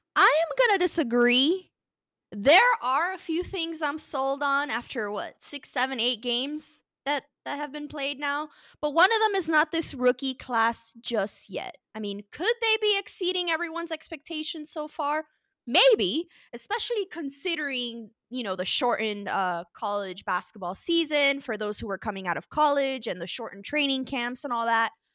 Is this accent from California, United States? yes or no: no; Florida, United States; we're all from Florida